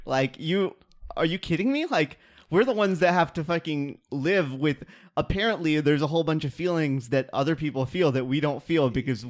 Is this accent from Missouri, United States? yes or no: yes; Kansas City, Missouri, United States; I grew up in Kansas City.